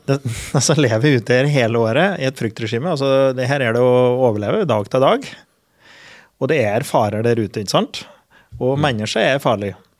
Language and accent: Norwegian; Finnskogen, Innlandet, Norway; på Finnskogen, der jeg er ifra